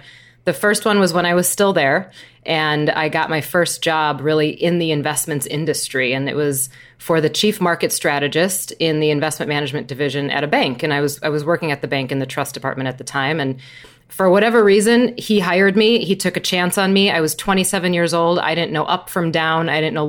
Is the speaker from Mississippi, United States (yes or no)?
no; Wisconsin, United States; The heartland. Yeah, I mean, obviously a Packer fan. That's an oath that I think every newborn baby takes before they leave the hospital.